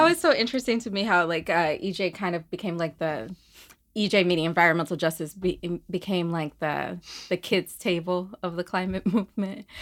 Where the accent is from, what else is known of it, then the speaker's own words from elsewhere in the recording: Birmingham, Alabama, United States; also born or lived in Port Gibson, Mississippi; now in Harlem, New York, United States; I am originally from Birmingham, Alabama, by way of Port Gibson, Mississippi, and I live in Harlem